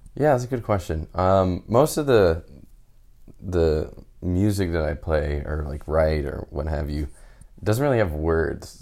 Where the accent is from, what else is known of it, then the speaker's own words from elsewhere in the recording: Houston, Texas, United States; moved away as an adult; also born or lived in California; now in San Francisco, United States; I'm originally from Houston and moved out to California for school